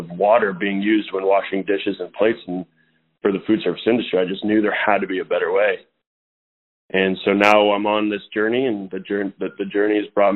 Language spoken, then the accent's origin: English; Atascadero, California, United States; I grew up in Atascadero, California.